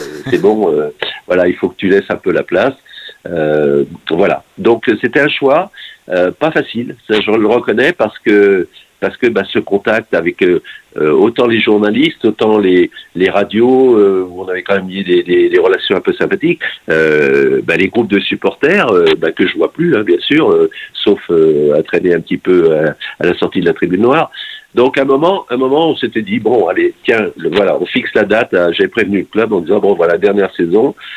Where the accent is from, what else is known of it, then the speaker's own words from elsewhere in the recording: Nantes, Pays de la Loire, France; je suis nantais pur jus